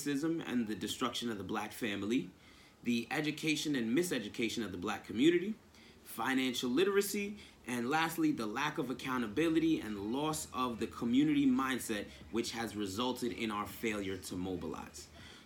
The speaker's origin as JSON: {"language": "English", "town": "Nyack", "region": "New York", "country": "United States", "tie": "born or raised there", "said": "I was born and raised in Nyack, New York."}